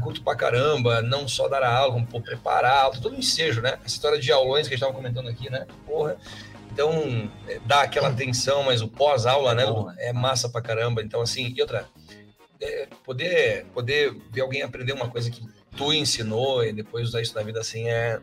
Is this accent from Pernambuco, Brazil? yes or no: no; Palotina, Paraná, Brazil; eu sou lá do interior do Paraná, lá do meio do soja.